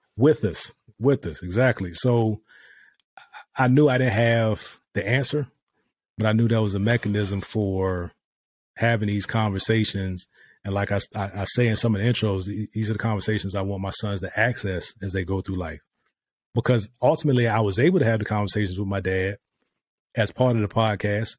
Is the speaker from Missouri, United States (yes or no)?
no; Virginia, United States; moved away as an adult; also born or lived in Dubai; now in Texas, United States; we're from Virginia